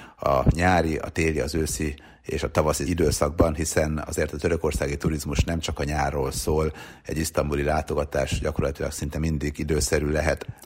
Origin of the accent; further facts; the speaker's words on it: Hungary; mi Magyarisztánból jöttünk